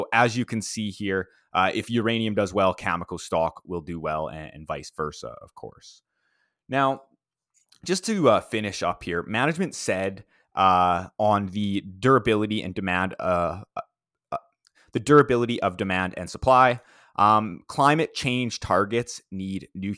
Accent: Saskatoon, Saskatchewan, Canada; in my hometown of Saskatoon, Saskatchewan.

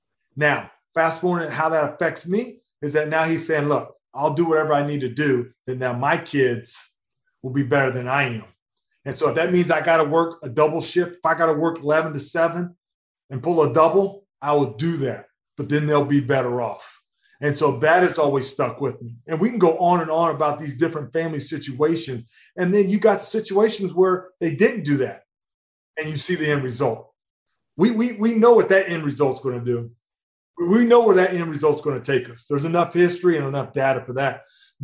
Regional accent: Missouri, United States; Growing up in Missouri, there's a lot of farms. So you've got a lot of farmers, a lot of cattle. Grew up fishing in the ponds, right?

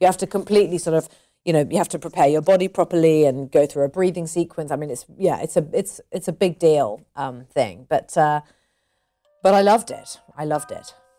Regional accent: United Kingdom; I'm British. British people, you know, I wouldn't class myself as typically British

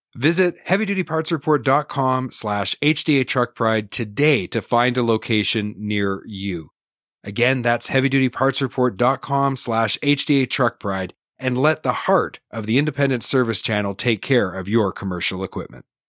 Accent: Northern Canada, Canada; I'm from Northern Canada

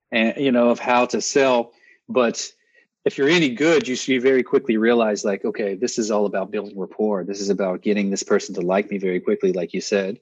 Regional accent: Texas, United States; moved away; also born or lived in Northeast US; I grew up in Texas

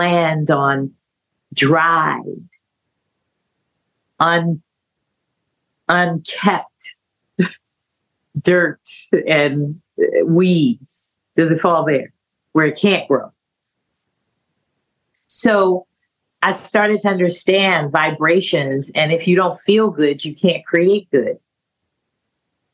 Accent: California, United States; moved away as an adult; also born or lived in San Francisco; I was from California

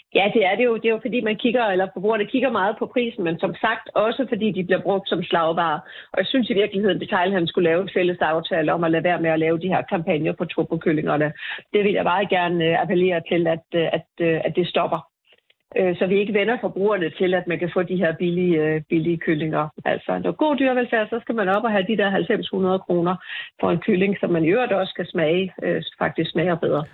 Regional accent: Denmark

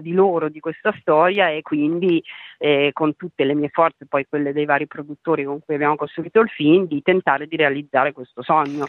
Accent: Trentino-Alto Adige, Italy; io sono trentina

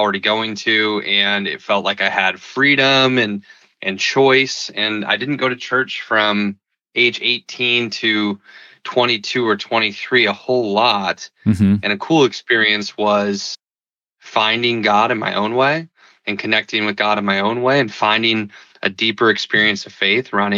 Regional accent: Milwaukee, Wisconsin, United States; moved away as an adult; also born or lived in Colorado Springs / San Francisco; I grew up in Milwaukee, Wisconsin. I live here now with my wife and two kids

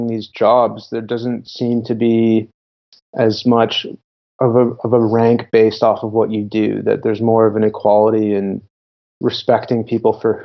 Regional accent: Ontario, Canada; moved away as an adult; also born or lived in Tonga; now in British Columbia, Canada; growing up in Canada, I felt a lot of pressure

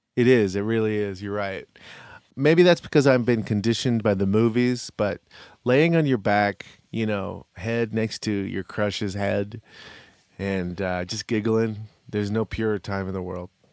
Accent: United States; As an American

